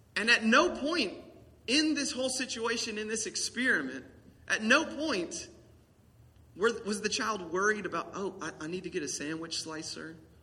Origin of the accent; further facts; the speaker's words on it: the South, United States; accent: country